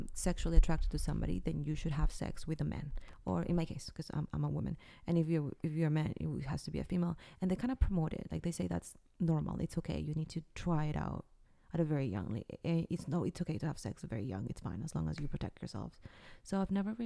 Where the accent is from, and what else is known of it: Peru; now in Canada